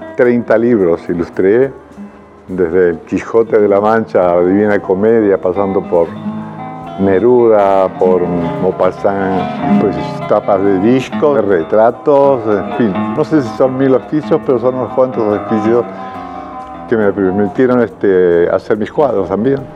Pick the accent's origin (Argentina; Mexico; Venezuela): Argentina; Mendoza; moved away as an adult; also born or lived in Rome / Madrid; now in Unquillo, Argentina; un colegio muy lindo, muy importante de Mendoza